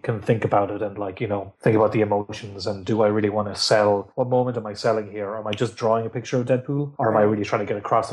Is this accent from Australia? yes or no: no; Ireland; I'm Irish